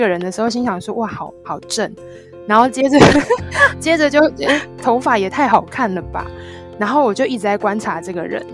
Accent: Tainan, Taiwan; 因为台南是我的家乡

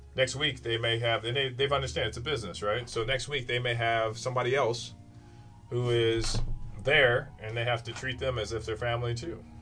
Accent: Kankakee, Illinois, United States; I'm from Kankakee, Illinois

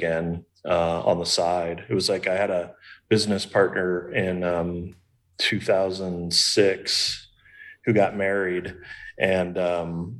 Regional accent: Kansas City, Missouri, United States; moved away as an adult; also born or lived in Los Angeles, California / Palm Springs, California / Sedona, Arizona / Austin, Texas; I grew up in Kansas City. I lived in LA for 10 years. Palm Springs for 4 years, Sedona, Arizona for 3 years, Austin, Texas for 5 years

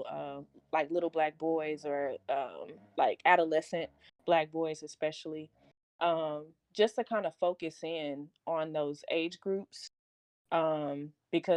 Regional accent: Dallas, Texas, United States; I'm from Pleasant Grove. Pleasant Grove doesn't have any

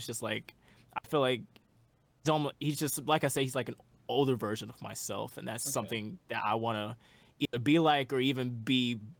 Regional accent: Houston, Texas, United States; We're both from Houston, Texas.

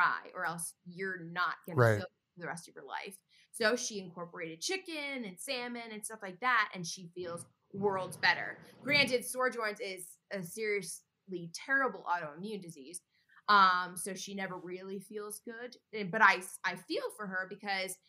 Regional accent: Connecticut, United States; moved away; I'm from Connecticut. And so I was back in Connecticut

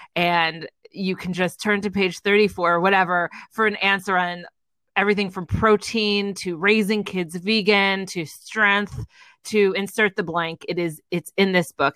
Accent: Edison, New Jersey, United States; also born or lived in New York City / Los Angeles; now in Greenville, United States; I am originally from Edison, New Jersey, which is about an hour outside of the city

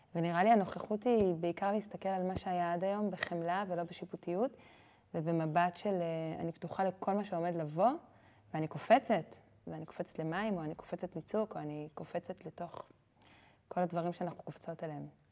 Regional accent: Jerusalem, Jerusalem District, Israel; גדלתי בהר נוף בירושלים

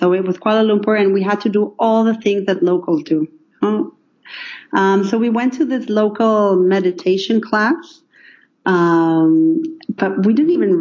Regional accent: Mexico; moved away; I'm actually from Mexico

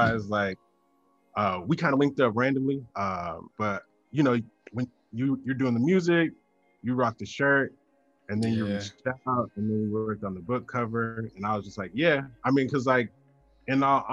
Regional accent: the American South, United States; being born in America, living in the South

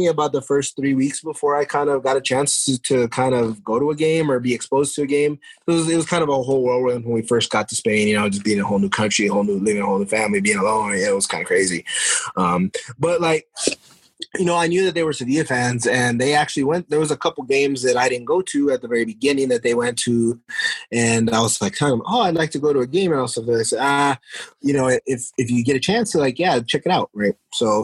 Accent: New Mexico, United States; I was born and raised in New Mexico

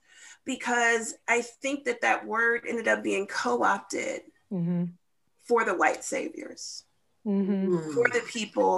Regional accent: St. Charles, United States; I came from St. Charles

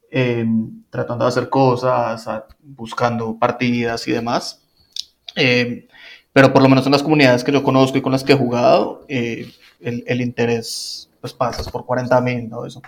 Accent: Colombia; moved away; yo salí de Colombia cuando todavía, de hecho, no existía Kill Team, em, pero luego ahorita que pues empecé a jugarlo y eh, viajo seguido a Colombia

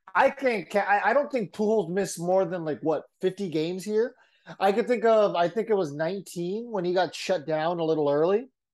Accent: San Diego, California, United States; I'm from San Diego.

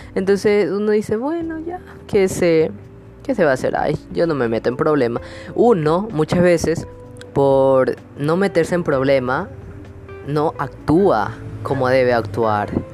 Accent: Ecuador; aquí en mi país, Ecuador

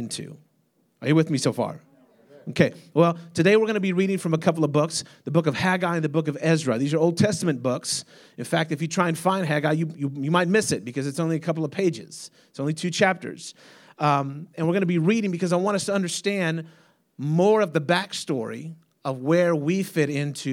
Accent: United States; I'm an American.

